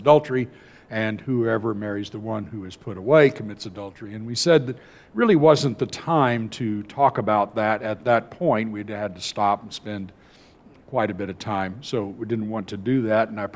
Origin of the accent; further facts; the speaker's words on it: California, United States; moved away; I grew up in California